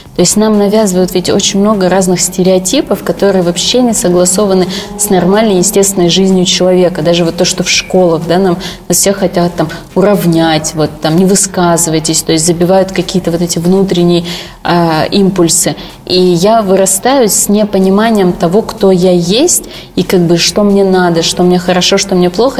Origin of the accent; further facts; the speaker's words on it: Sochi, Krasnodar Krai, Russia; moved away; в родном городе Сочи